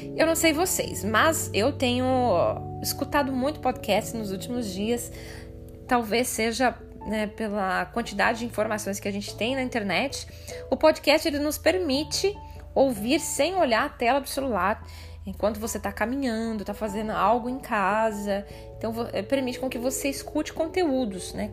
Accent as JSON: {"language": "Portuguese", "town": "Ibiporã", "region": "Paraná", "country": "Brazil", "tie": "born or raised there", "also_born_or_lived": "Cornélio Procópio / Londrina", "moved": "as an adult", "said": "Eu nasci, cresci em Biporã"}